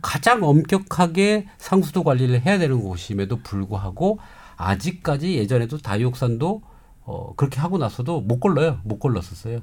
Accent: Namhae, South Gyeongsang, South Korea; 저희 고향인 경상남도 남해섬

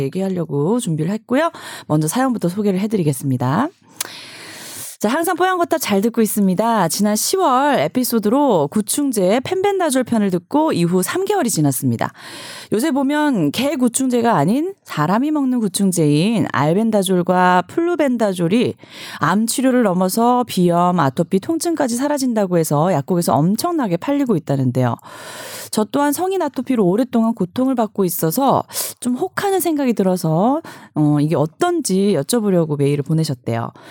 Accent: Busan, South Korea; moved away as an adult; now in Seoul, South Korea; 저는 어 부산이 고향이고 시댁도 부산이어서

